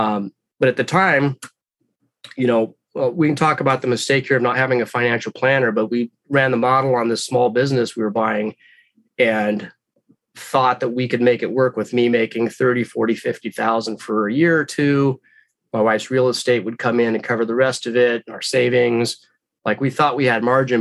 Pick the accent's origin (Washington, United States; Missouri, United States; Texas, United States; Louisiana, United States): Washington, United States; Redmond; a smaller one came open in my hometown.